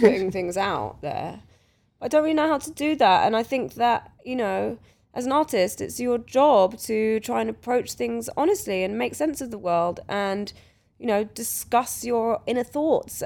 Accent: London, United Kingdom; growing up around the Portobello Road

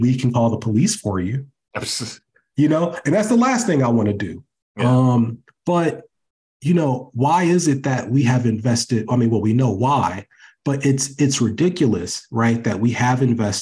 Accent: Ohio, United States; accent: Ohio; my Ohio accent is coming back.

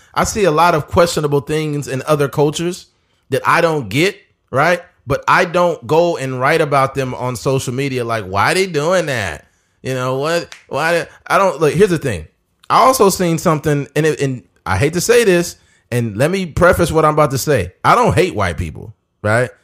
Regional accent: United States; I'm a black man. I'm American just like you

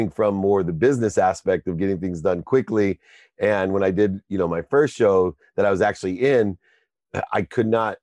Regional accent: Akron, Ohio, United States; I'm from Akron, Ohio

